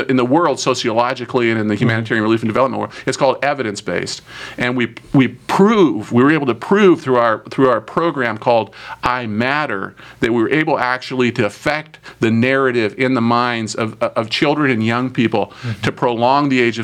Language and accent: English; United States; I'm an American